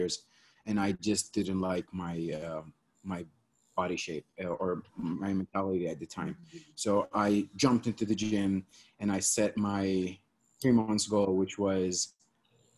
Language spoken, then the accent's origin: English; Eastern Province, Saudi Arabia; moved away as an adult; also born or lived in Riyadh / Philadelphia, United States / Los Angeles, United States; I grew up in Saudi, grew up in three places, actually in Eastern and Riyadh